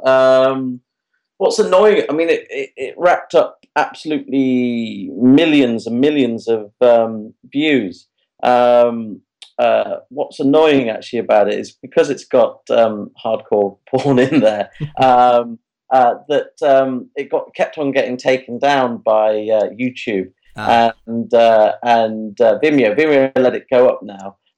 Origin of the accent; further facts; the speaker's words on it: Derbyshire, East Midlands, United Kingdom; I'm from Derbyshire. When I was a kid, a little cinema in Derby called the Metro